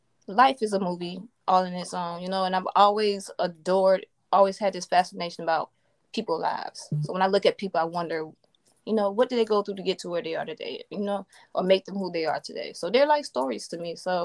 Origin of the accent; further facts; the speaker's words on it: Florence, South Carolina, United States; Well, I am from South Carolina, Florence, South Carolina. Grew up military brat.